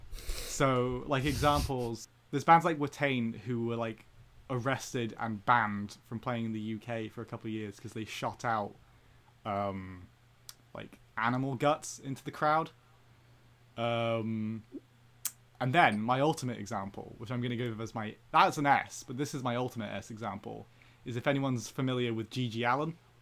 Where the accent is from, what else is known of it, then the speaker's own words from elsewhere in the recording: Belgium; I grew up in Belgium